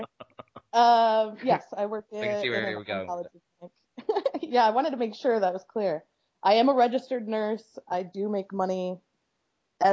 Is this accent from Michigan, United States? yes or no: yes; Michigan, United States; now in Los Angeles, United States; I was born and raised in Michigan, but I live in Los Angeles, California.